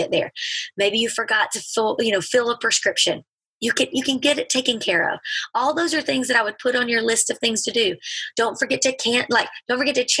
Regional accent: Alabama, United States; moved away as an adult; also born or lived in Mississippi / England; we're from Alabama

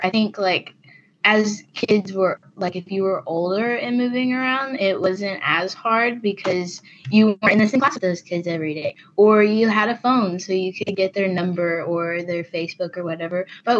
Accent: Florida, United States; born there; I was born in Florida.

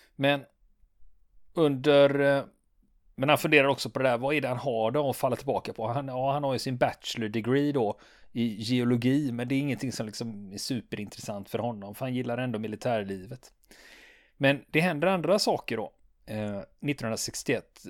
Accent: Sweden; vi svenskar

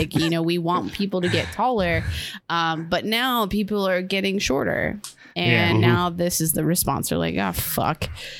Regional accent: Western New York, United States; because I'm from Western New York

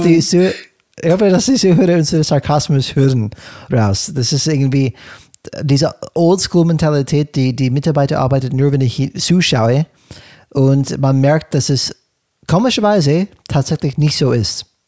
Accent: California, United States; German is a second language; moved away as an adult; now in Germany; in Kalifornien, wo ich aufgewachsen bin

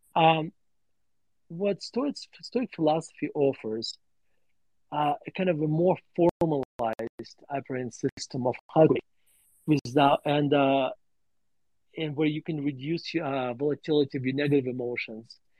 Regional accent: Murmansk, Murmansk Oblast, Russia; also born or lived in Denver, Colorado; now in United States; my story growing up in Russia

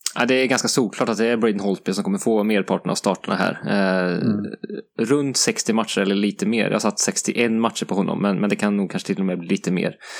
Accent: Sweden; som svensk

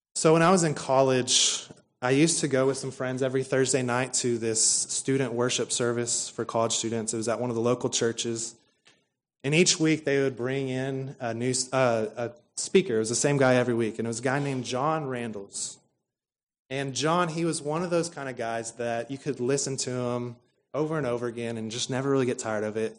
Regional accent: Stephenville, Texas, United States; we come from Stephenville, Texas, which is home to Tarleton State University

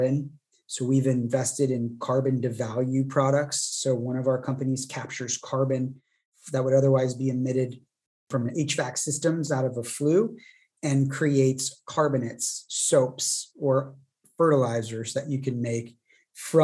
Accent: Santa Barbara, California, United States; my hometown here in Santa Barbara

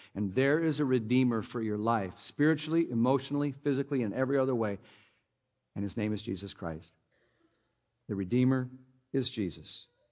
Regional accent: Minnesota, United States; I grew up in Minnesota

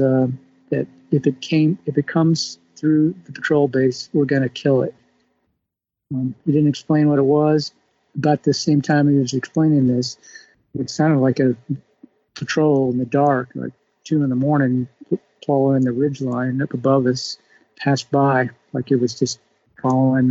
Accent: Texas, United States; moved away as an adult; also born or lived in Washington State; I'm from Texas originally

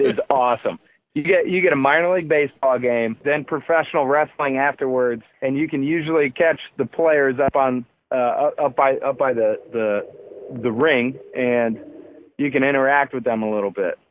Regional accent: South Holland, Illinois, United States; now in St. John, Indiana, United States; I'm in I'm in St. John, Indiana, um, and I grew up in South Holland, Illinois

